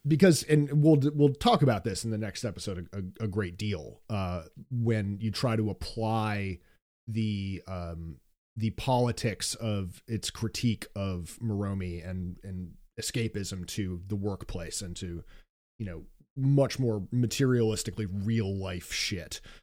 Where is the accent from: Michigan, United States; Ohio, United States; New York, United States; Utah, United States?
New York, United States; New York City; being a New Yorker